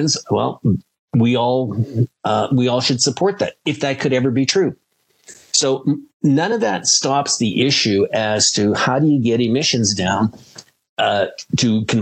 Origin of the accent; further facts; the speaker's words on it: Canada; I'm speaking here as a Canadian